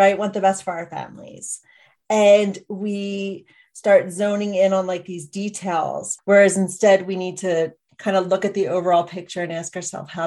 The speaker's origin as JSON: {"language": "English", "town": "Philadelphia", "region": "Pennsylvania", "country": "United States", "tie": "born or raised there", "moved": "as an adult", "lives_now": "Montana, United States", "said": "I'm actually an East Coast native though, born and raised in Philadelphia"}